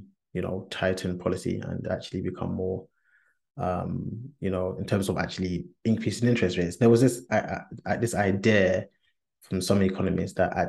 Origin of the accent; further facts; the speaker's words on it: Ghana; as a Ghanaian, we tend to do two types of weddings